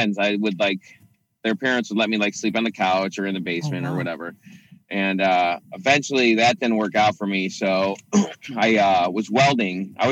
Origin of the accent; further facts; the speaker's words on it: Chicago, Illinois, United States; I grew up in Chicago, in and out of the city